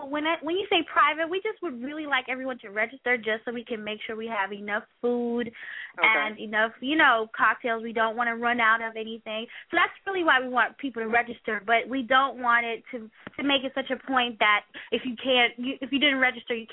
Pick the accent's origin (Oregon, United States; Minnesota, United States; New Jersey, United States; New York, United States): New York, United States; New York City; actually from New York City